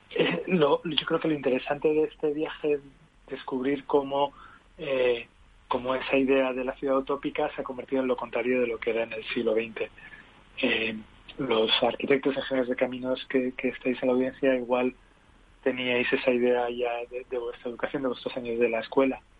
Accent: Canary Islands, Spain; yo soy canario, mi padre era vasco

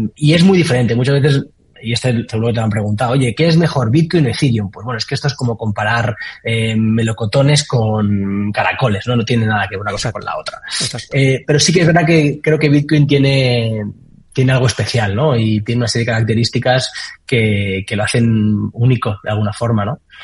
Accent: Valencia, Valencian Community, Spain; yo soy de Valencia y arranqué preguntando que quién hacía algo de cripto en Valencia.

